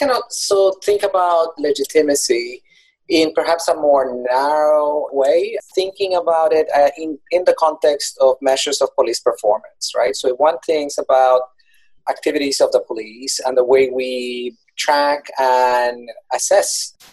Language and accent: English; Colombia; moved away; I'm originally from Colombia